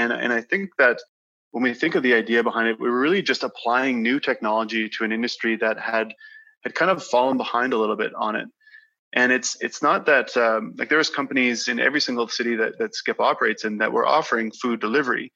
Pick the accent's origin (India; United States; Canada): Canada; Grasswood, Saskatchewan; I grew up in a small community just south of Saskatoon called Grasswood